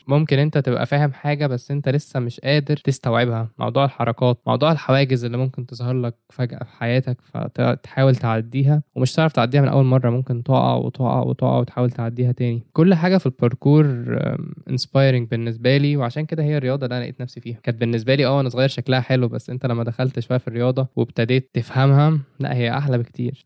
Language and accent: Arabic; Egypt; عندنا في مصر في branches كتير. كان في منهم branch جنبي، جيزة